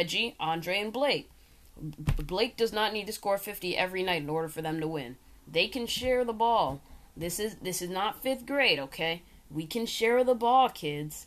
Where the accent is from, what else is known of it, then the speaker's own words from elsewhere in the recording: Michigan, United States; my home state